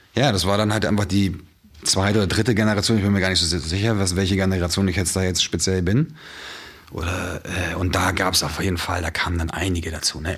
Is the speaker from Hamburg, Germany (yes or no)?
yes; Hamburg, Germany; Ich bin ja quasi so im Epizentrum aufgewachsen in Hamburg